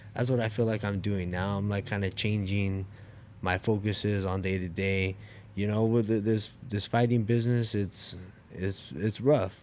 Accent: Oxnard, California, United States; I'm from Oxnard, California

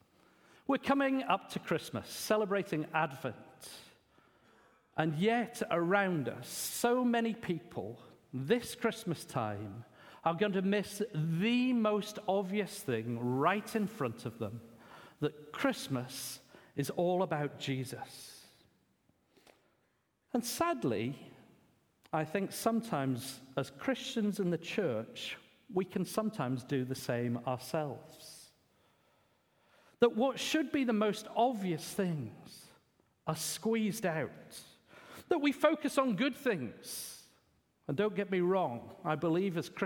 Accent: England, United Kingdom; being an Englishman

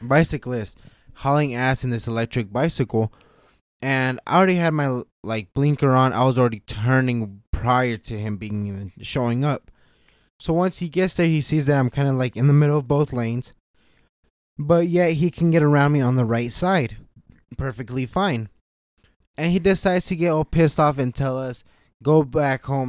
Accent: Nevada, United States; we're from Nevada

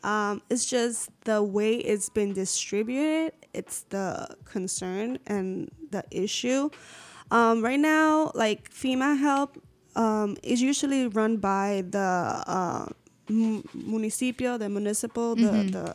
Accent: Puerto Rico; moved away as an adult; also born or lived in Savannah, Georgia / Aguadilla, Puerto Rico; So I moved to Puerto Rico with my mom when I was 2 years old. So I was raised in Puerto Rico, so I'm Puerto Rican.

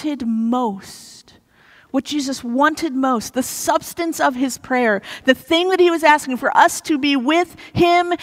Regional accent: Missouri, United States; moved away; I grew up in Missouri

